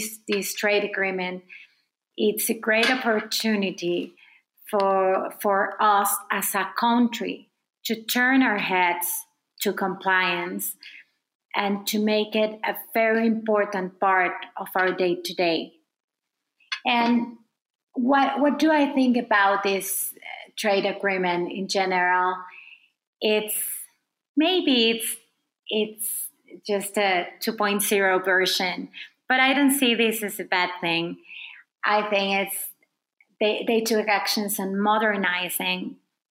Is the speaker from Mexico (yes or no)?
yes; Mexico; as a Mexican